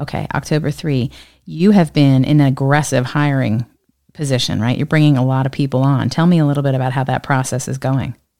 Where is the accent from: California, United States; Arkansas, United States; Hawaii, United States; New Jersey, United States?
New Jersey, United States; my home state of New Jersey